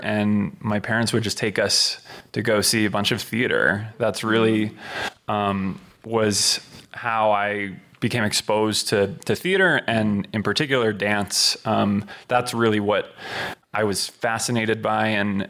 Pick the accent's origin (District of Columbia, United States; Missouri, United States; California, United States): California, United States; Southern; growing up in Southern California